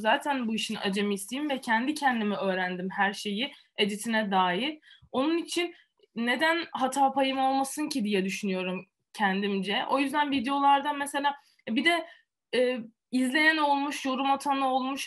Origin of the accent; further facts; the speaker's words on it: Antalya, Turkey; moved away as an adult; also born or lived in Italy; now in Poland; Antalya doğma büyüme Antalyalıyım